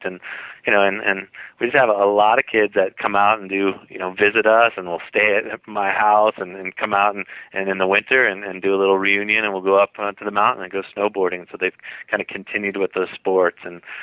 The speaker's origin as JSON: {"language": "English", "town": "San Jose", "region": "California", "country": "United States", "tie": "born or raised there", "moved": "yes", "lives_now": "Utah, United States", "said": "I grew up in in San Jose, California, you know, close to Santa Cruz"}